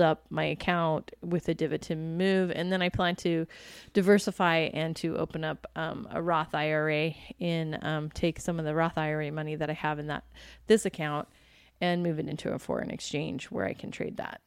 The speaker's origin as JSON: {"language": "English", "area": "D.C.", "region": "Virginia / Washington", "country": "United States", "tie": "born or raised there", "moved": "yes", "lives_now": "Arizona, United States", "said": "my hometown, Virginia, you know, Washington, D C, Virginia."}